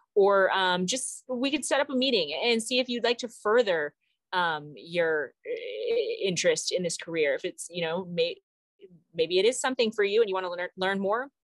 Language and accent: English; Arkansas, United States; now in Colorado, United States; I'm from Arkansas, Arkansas Razorbacks